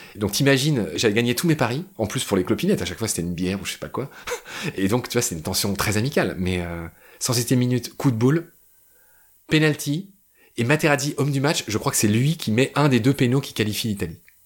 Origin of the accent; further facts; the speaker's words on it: France; Je suis français